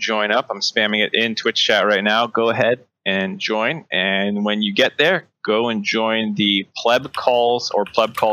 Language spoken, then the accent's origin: English; Needham, Massachusetts, United States; I grew up in Needham